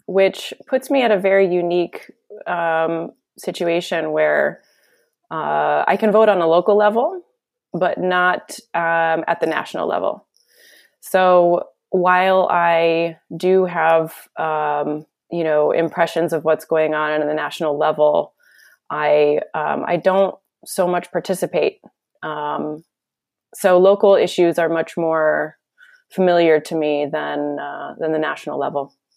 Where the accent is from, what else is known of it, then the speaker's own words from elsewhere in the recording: United States; now in Netherlands; being American